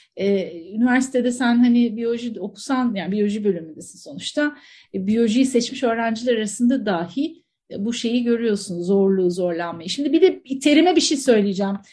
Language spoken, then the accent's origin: Turkish; Antakya, Hatay, Turkey; Çok doğanın içerisinde büyümüş Antakyalı birisiyim